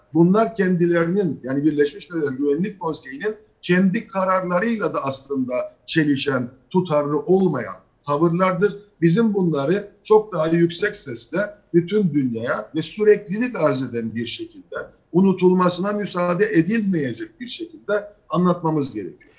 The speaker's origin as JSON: {"language": "Turkish", "region": "Northern Cyprus", "country": "Cyprus", "said": "bu ada bizim de adamız, biz de burada varız"}